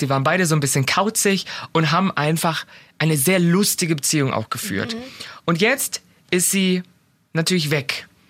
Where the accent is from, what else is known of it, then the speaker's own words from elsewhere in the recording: Germany; als Deutsche